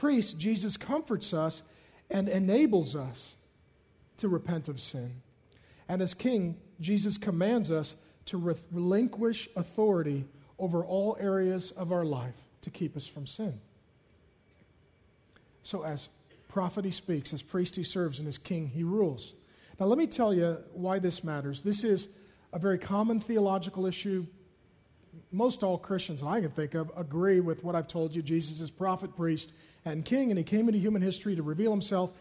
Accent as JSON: {"language": "English", "town": "Seattle", "region": "Washington", "country": "United States", "tie": "born or raised there", "said": "I grew up in South Seattle"}